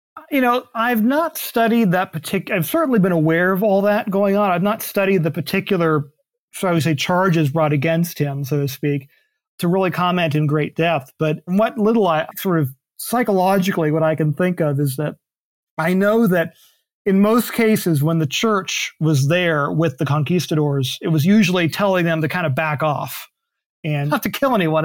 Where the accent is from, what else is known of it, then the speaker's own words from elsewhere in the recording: Tallahassee, Florida, United States; my hometown in Tallahassee.